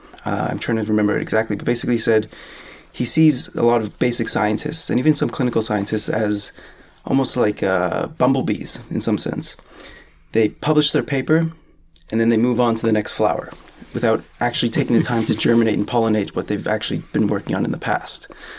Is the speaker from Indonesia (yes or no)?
no; Canada; I think part of it is due to the national identity in some sense of being Canadian.